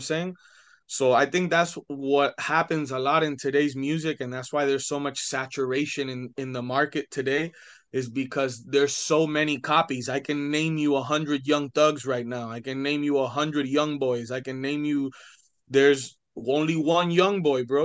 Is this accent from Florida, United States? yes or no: yes; Hialeah, Florida, United States; I was born in Hialeah Hospital